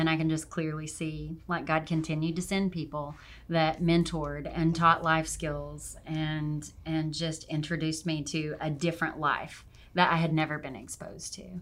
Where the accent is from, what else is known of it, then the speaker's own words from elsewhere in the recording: Arkansas, United States; also born or lived in Oregon / Montana; Well, um, I am mostly from Arkansas. Um, I I was a traveling kid and spent quite a bit of time out on the West Coast um, in Oregon and did a stint in Montana for a little bit, but mostly from Arkansas.